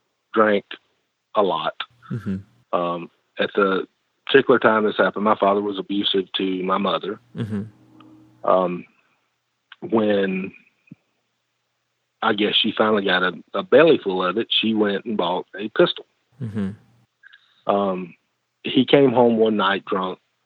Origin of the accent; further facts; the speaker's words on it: the South, United States; I born and raised in the South. I never lived more than 45 minutes from where I was born